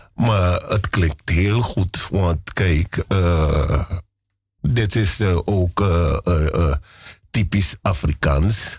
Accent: Paramaribo, Paramaribo District, Suriname; moved away as an adult; now in Amsterdam, Netherlands; Ik ben in Paramaribo geboren

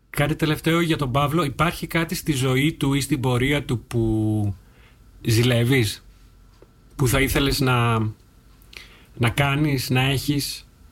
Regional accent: Thessaloniki, Central Macedonia, Greece; now in Netherlands; στη Θεσσαλονίκη, στην πόλη μου

